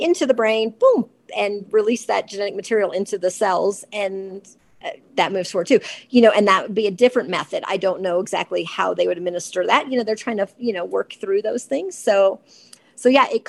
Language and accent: English; Georgia, United States; I grew up in Georgia.